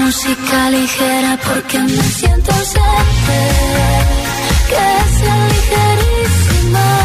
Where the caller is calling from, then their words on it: Madrid, Community of Madrid, Spain; de Madrid